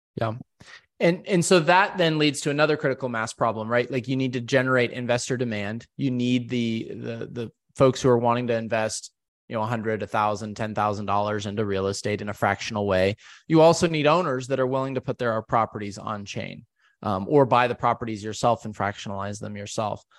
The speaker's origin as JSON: {"language": "English", "region": "West Coast", "country": "United States", "tie": "born or raised there", "said": "growing up on the West Coast"}